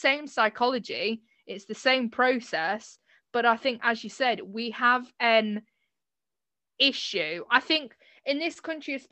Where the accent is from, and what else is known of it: United Kingdom